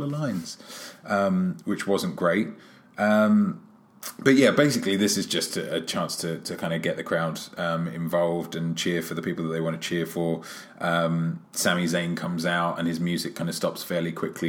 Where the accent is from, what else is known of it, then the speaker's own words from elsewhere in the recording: London, United Kingdom; my hometown, London, England